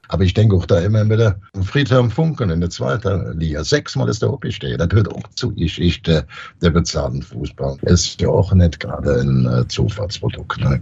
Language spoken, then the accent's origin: German; Brühl-Heide, North Rhine-Westphalia, Germany; als kleiner Junge in Brühlheide, Grohlberg, da wohnte ich direkt 300, 400 Meter von einem 300, 400 Meter großen Bagger weg